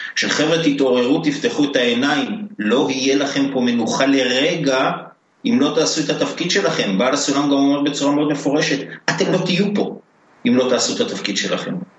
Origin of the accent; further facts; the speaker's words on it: Jerusalem, Jerusalem District, Israel; moved away; בתור אה, ירושלמי לשעבר, שבעצם כל מי שירושלמי יודע שאתה אף פעם לא לשעבר